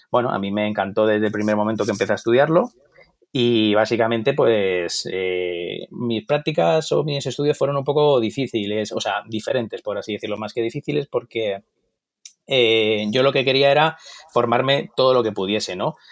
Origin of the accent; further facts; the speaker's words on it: Torrejón de Ardoz, Community of Madrid, Spain; also born or lived in Stuttgart, Germany; yo nací un poquito lejos, nací en Alemania, eh, fue algo un poquito así puntual, por así decirlo. Bueno, mis padres estaban ahí trabajando y, bueno, nací justo ahí, eh, en Stuttgart, que es una, es una ciudad que luego ha tenido mucha historia, parece que no, pero en mi vida como tal. Eh, estudié en Torrejón